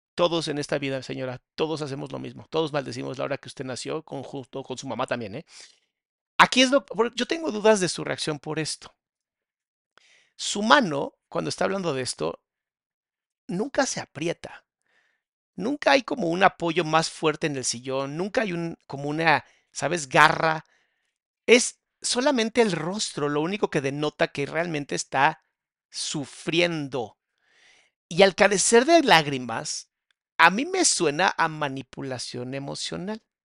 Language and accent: Spanish; Mexico; en mi país, en México